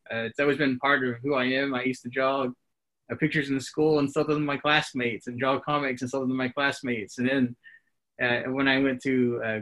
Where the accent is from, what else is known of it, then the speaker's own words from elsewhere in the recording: Locust Grove, Oklahoma, United States; I was raised in Locust Grove